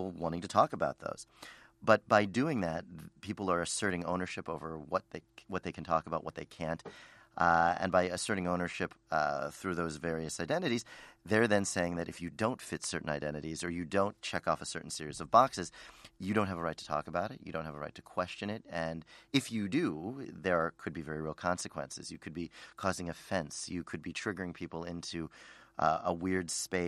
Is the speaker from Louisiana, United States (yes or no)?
no; Philadelphia, Pennsylvania, United States; I grew up in Overbrook Park, which is a very interesting neighborhood outside of Center City, Philadelphia.